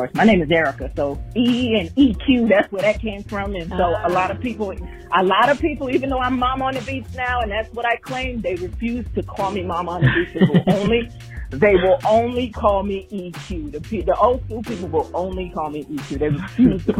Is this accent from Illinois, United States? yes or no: no; New York, United States; moved away as an adult; now in Houston, United States; I'm actually originally from New York, but I've been in Houston since 2003. So I've been here for quite a while. And the influence of both is heavy in me because, you know, growing up in New York